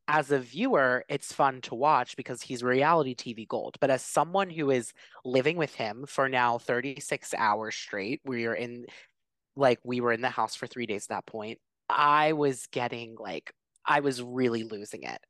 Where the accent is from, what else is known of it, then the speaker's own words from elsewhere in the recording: Philadelphia, Pennsylvania, United States; I come from Philly, which is a huge sports city, like, we, like, die for sports